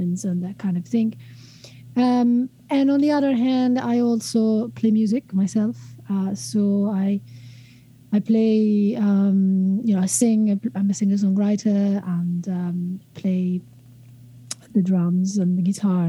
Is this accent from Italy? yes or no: yes; Italy; moved away as an adult; also born or lived in Scotland; now in Wellington, New Zealand; originally I'm from Italy